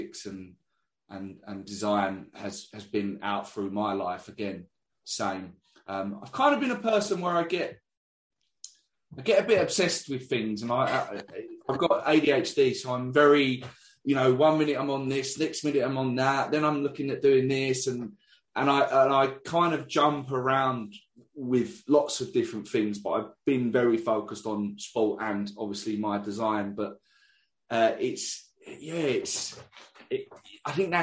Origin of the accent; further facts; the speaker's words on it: England, United Kingdom; I'm from England